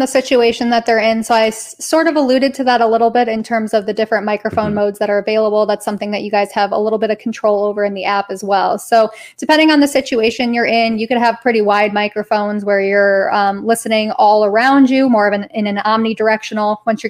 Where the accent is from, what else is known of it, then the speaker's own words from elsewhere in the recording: Colorado, United States; now in Georgetown, United States; maybe I came from Colorado, all my people were hikers and campers.